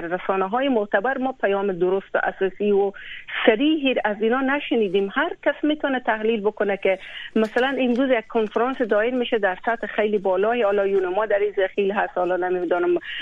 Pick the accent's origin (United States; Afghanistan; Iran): Afghanistan; یک کسی که از بزرگ شده و پرورده از او خاک و از او وطنم